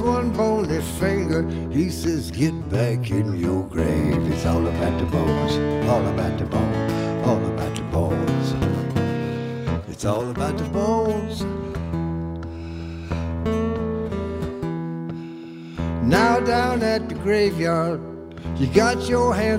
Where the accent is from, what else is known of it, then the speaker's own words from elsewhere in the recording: New Orleans, Louisiana, United States; moved away; I grew up in New Orleans